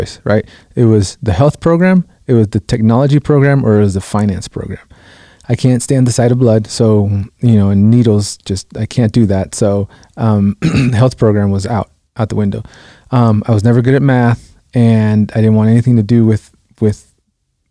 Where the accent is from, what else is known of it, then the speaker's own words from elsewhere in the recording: Los Angeles, California, United States; also born or lived in Guatemala; I grew up in South Central Los Angeles